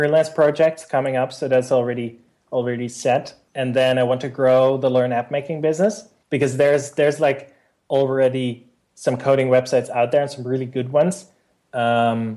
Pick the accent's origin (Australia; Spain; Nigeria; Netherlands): Netherlands; in my hometown and in the Netherlands